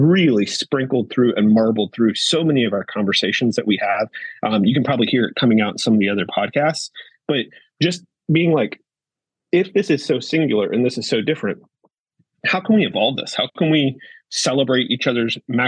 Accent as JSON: {"language": "English", "country": "United States", "said": "We're from USA"}